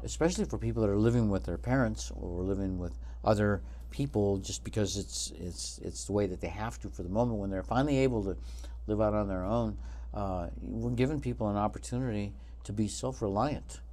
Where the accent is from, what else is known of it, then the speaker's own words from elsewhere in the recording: Colorado, United States; also born or lived in Southwest US; now in Reno, United States; I'm from Colorado and I've lived all over the Southwest.